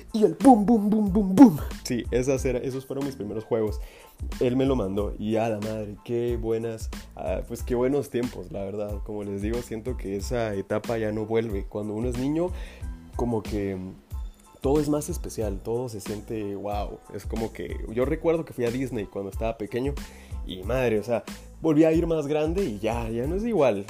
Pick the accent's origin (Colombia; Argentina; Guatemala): Guatemala; acá en mi país, que pues yo soy de Guatemala